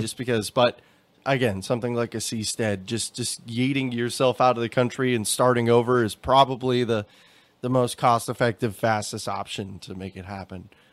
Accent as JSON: {"language": "English", "region": "Texas", "country": "United States", "tie": "born or raised there", "said": "growing up in Texas"}